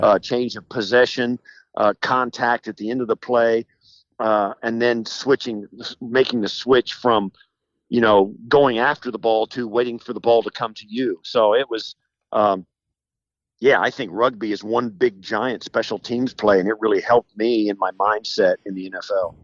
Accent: western Kansas, United States; moved away as an adult; also born or lived in Illinois; I grew up in western Kansas and rural Kansas.

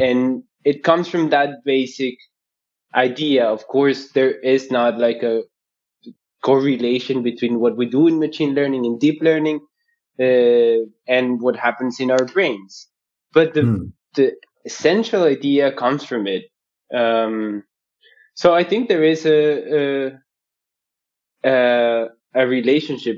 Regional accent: Bogotá, Colombia; moved away as an adult; now in Berlin, Germany; I'm originally from Bogota, Colombia

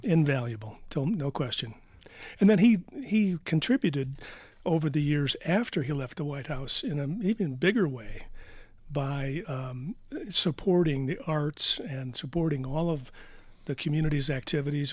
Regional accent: Detroit, Michigan, United States; moved away as an adult; now in Vail, United States; I'm from Detroit

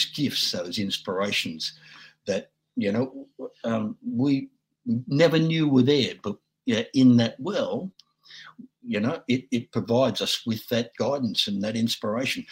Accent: Australia; I'm just an Aussie dude

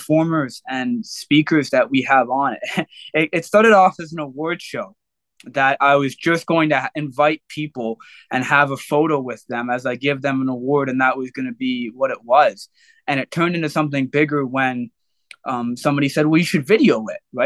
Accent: Oshawa, Ontario, Canada; growing up in Oshawa, I moved all around Oshawa

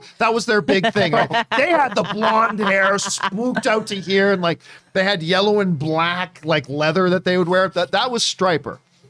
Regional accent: Canada; Like being Canadian, I love the French accent.

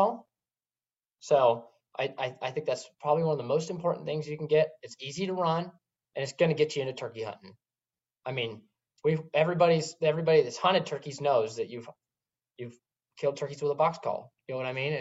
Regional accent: West Coast, United States; we grew up on the West Coast, lots of primos

